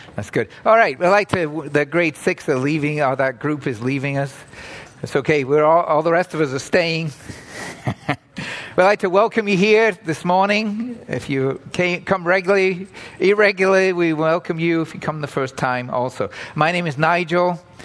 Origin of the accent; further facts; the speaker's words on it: England, United Kingdom; now in Toronto, Canada; I grew up in England